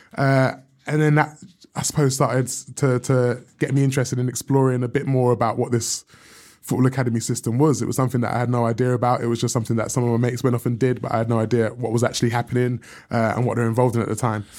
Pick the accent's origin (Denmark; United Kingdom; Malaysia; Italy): United Kingdom; London; I grew up in South London